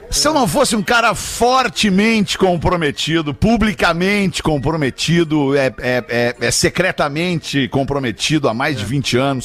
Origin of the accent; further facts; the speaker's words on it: Brazil; Como sendo brasileiro